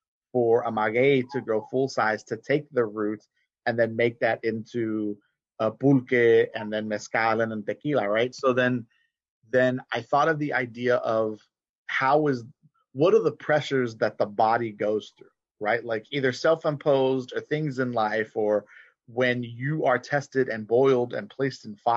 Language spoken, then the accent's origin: English; Gulf Coast, Texas, United States; a kid growing up in Texas, in the U.S. Southwest, but then also a Gulf Coast kid